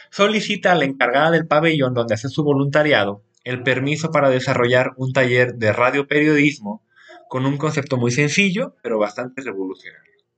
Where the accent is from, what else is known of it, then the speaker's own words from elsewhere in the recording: Jalisco, Mexico; soy de Jalisco